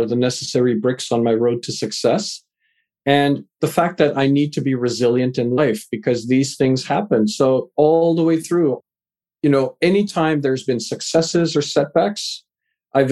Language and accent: English; Vancouver, British Columbia, Canada; also born or lived in England; raised in Canada, live in Vancouver, Canada, moved here when I was a wee lad, just 4 years old